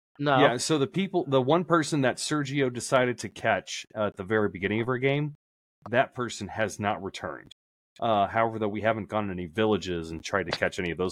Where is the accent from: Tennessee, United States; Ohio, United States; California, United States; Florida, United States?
Tennessee, United States; Memphis; I grew up in Memphis